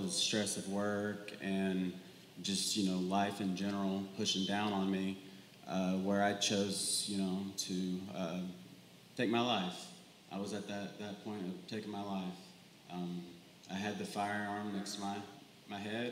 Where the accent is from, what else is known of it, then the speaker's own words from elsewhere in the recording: Villa Rica, Georgia, United States; now in Cartersville, United States; I'm from Villarica, Georgia